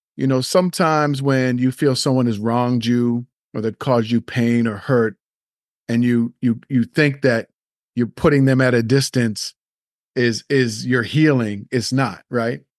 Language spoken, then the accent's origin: English; Nova Scotia, Canada; I grew up in Nova Scotia